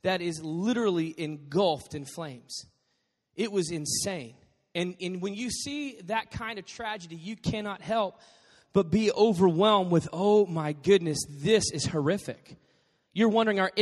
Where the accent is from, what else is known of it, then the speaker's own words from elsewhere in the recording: Dallas, Texas, United States; moved away; also born or lived in Arizona; I grew up in Dallas